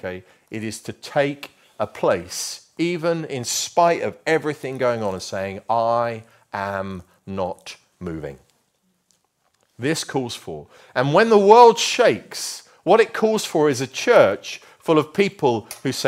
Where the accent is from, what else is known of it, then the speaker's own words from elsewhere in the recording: Luton, East of England, United Kingdom; moved away; I grew up in Luton, which we affectionately know, called the armpit of England. Okay, I can say that because I come from there.